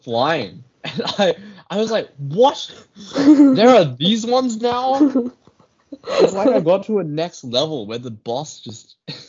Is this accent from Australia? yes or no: yes; Australia; as an Australian